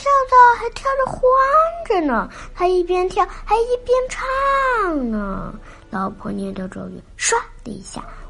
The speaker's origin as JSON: {"language": "Chinese", "region": "Beijing", "country": "China", "said": "今年六岁，我来自北京。"}